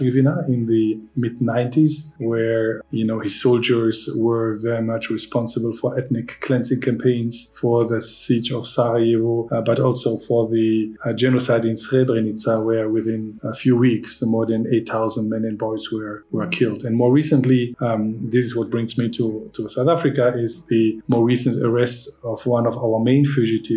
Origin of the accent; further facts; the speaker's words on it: Belgium; I'm from Belgium.